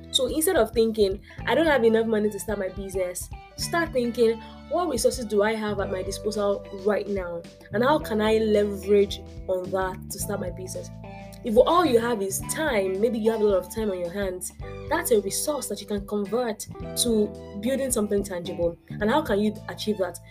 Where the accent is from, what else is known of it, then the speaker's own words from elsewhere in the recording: Nigeria; being African and being Nigerian